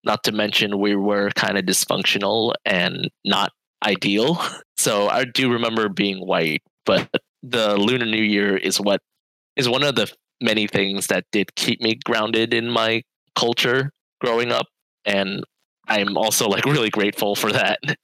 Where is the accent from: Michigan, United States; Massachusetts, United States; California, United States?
California, United States; Fremont; growing up in the Bay Area, I I did go to like a suburban uh, school